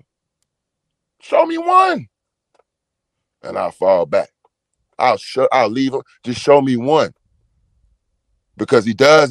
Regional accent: Houston, Texas, United States; I'm from Houston, Texas. I'm from Fifth Ward, Houston, Texas.

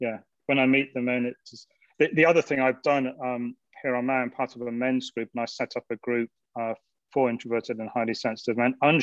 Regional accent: England, United Kingdom; moved away as an adult; now in Maui, United States; I'm from England

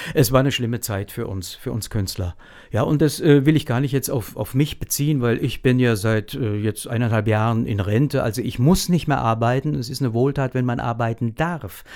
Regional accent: our district near Klingenburg, Lower Franconia, Bavaria, Germany; ich selbst ja auch aus einer Heimschneiderfamilie komme

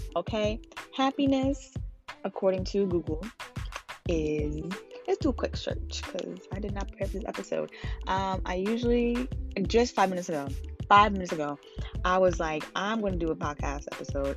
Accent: Ghana; now in New York City, United States; I'm also Ghanaian

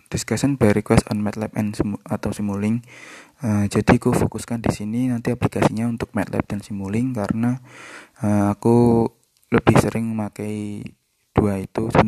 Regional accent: Kediri, East Java, Indonesia; now in Surabaya, Indonesia; Uh, eh, aku asal Kediri dan aku lulus dari S1 Teknik Elektro ITS pada tahun 2019 kemarin

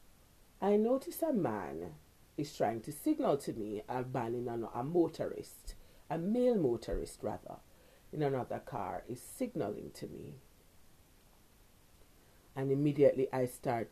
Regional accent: Jamaica; also born or lived in Kingston, Jamaica

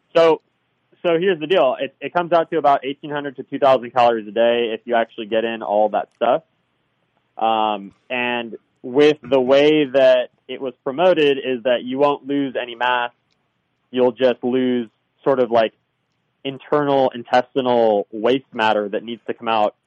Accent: Southern California, United States; also born or lived in Hawaii; I'm from Southern California

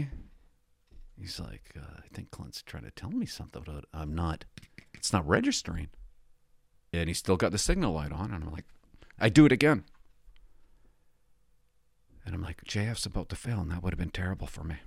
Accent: Port Alberni, British Columbia, Canada; moved away; I came from Port Alberni. We didn't have one-way streets

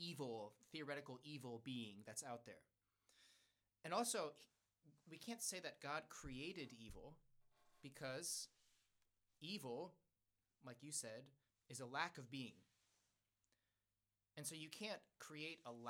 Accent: United States; I speak English because I was born in the United States

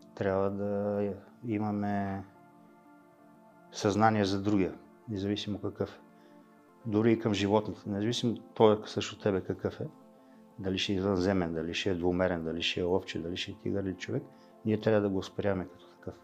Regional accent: Bulgaria; ние като българи, е, в смисъл аз като български мъж

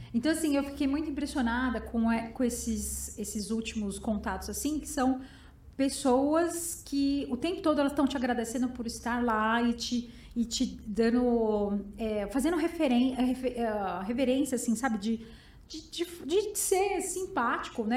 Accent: São Bernardo do Campo, São Paulo, Brazil; eu sou de São Bernardo

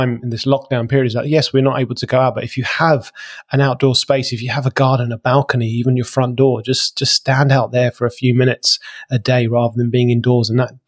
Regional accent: London, United Kingdom; now in England; I've even moved out to the country from being a Londoner because of that.

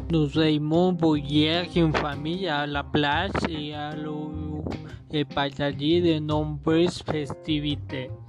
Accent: Guadalajara, Jalisco, Mexico; Nous sommes une famille de religión católica y somos todos de Guadalajara. Somos mon Gran père qui est de Mazatlán y ma mère de México.

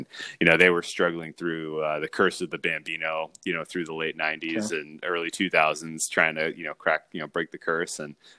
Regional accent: Northern Virginia, United States; now in California, United States; I grew up in the Washington, D.C. area, Northern Virginia, as a youth.

